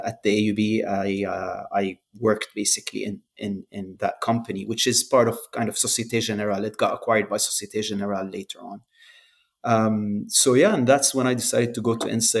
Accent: Jordan; moved away as an adult; also born or lived in Lebanon; I grew up in Jordan

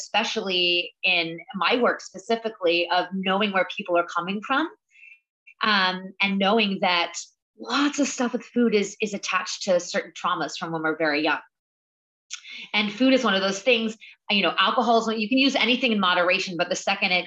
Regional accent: the South, United States; now in New York, United States; I'm from the South, you know, I grew up on hot dogs and mac and cheese

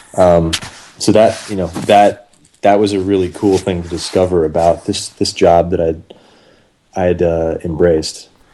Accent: Atlanta, Georgia, United States; moved back to Atlanta within about a year. I'm from Atlanta

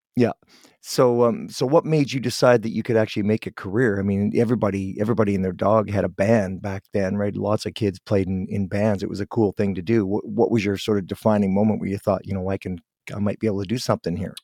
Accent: Guelph, Ontario, Canada; now in Vancouver, Canada; I'm from Ontario originally, from Guelph

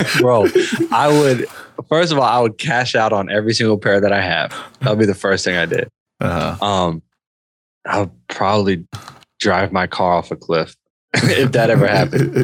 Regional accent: Indiana, United States; I'm from Indiana, man. I know about corn

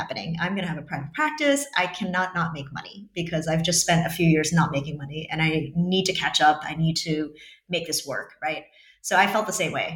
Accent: New York, United States; moved away as an adult; now in Montenegro; I'm from New York

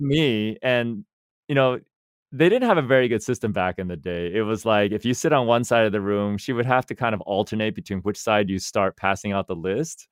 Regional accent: Silicon Valley, California, United States; born and raised in Silicon Valley

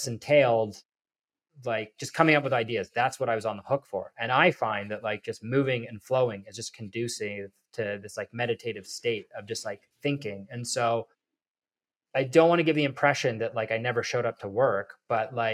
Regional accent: Toronto, Ontario, Canada; my hometown of Toronto

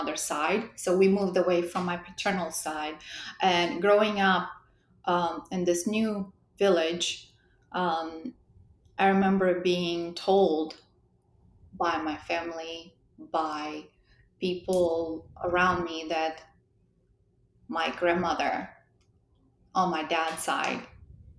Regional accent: Moldova; accent: European; moved away as an adult; also born or lived in Romania; now in United States; I'm originally from Republic of Moldova.

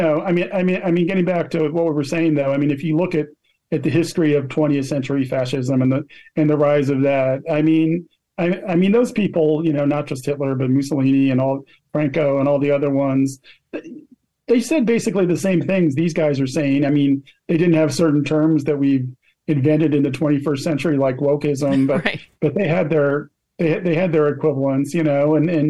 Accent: Philadelphia, Pennsylvania, United States; I already had the disgusting event in my hometown of giving the Liberty Medal from the National Constitution Center to George W. Bush

